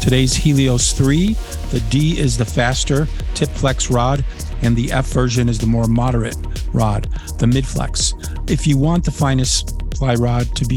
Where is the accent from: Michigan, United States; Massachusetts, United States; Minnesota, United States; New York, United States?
New York, United States; Niagara Frontier; moved away; also born or lived in Poland / Washington, D.C.; since I was a little boy growing up in the Niagara Frontier.